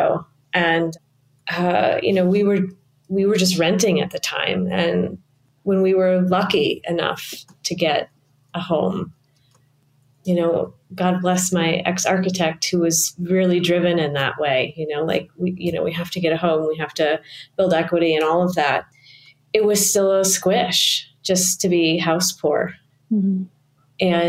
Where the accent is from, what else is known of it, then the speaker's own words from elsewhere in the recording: Midwest, United States; moved away; my hometown in the Midwest